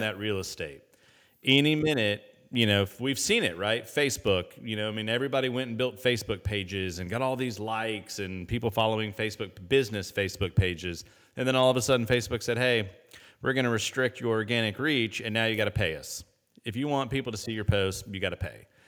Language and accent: English; Indianapolis, Indiana, United States; I grew up in Indianapolis